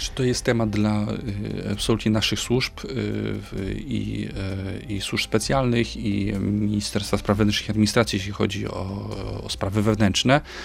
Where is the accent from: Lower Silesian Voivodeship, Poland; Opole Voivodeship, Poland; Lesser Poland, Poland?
Opole Voivodeship, Poland; będę na mojej rodzinnej Opolszczyźnie. Y, w, z której pochodzę